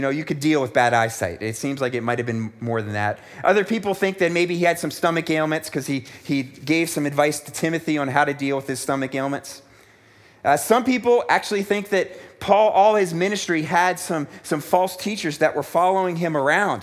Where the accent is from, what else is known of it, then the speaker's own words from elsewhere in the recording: United States; moved away as an adult; also born or lived in South Africa; growing up in America where life was generally good